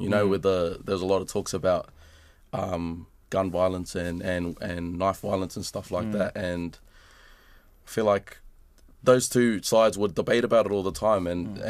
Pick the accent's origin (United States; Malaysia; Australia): Australia; now in New Zealand; when I was growing up in Australia, I always used to look at the music back here and be inspired by it